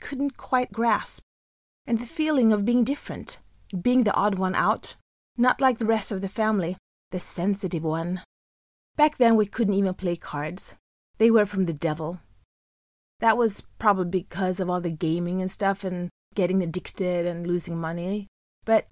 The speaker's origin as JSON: {"language": "English", "country": "Sweden", "tie": "born or raised there", "said": "I was born in December 1972 in Sweden"}